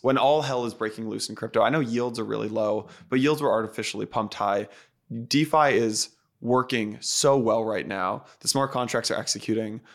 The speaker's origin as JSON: {"language": "English", "area": "outside San Francisco", "region": "California", "country": "United States", "tie": "born or raised there", "said": "I grew up outside San Francisco"}